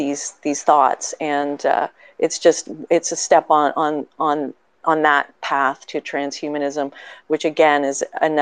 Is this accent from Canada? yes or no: yes; Canada; as a Canadian